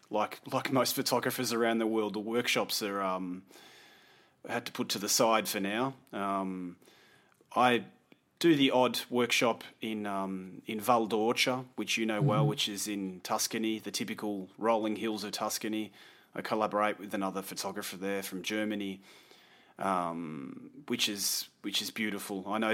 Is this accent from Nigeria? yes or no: no; Australia; also born or lived in London; now in Italy; And after a year of living in London, I moved to Italy with her and started my new adventure as an Australian living in Italy.